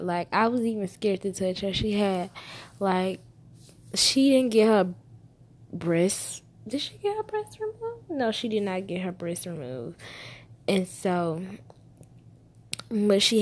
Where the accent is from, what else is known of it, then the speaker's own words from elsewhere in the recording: Alabama, United States; I was born in Alabama